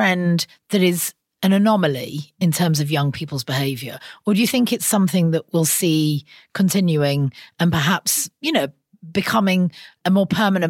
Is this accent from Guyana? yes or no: no; Sheffield, Yorkshire and the Humber, United Kingdom; As someone who spent a lot of her youth drinking in public spaces in Sheffield